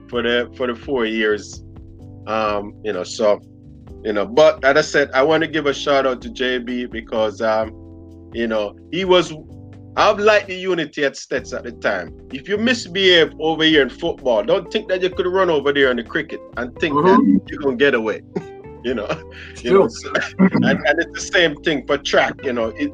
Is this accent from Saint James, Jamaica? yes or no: yes; Montego Bay, Saint James, Jamaica; I'm from Montego Bay